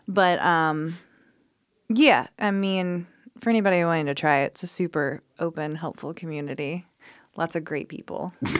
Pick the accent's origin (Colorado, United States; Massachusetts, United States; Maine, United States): Colorado, United States; moved away as an adult; now in Memphis, United States; I'm from Colorado